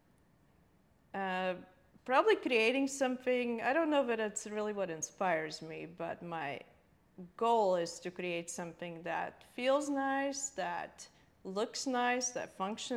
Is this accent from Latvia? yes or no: yes; Latvia; now in United States; growing up in Latvia, though, you have to also realize it was Soviet Union. It was 1970s and 80s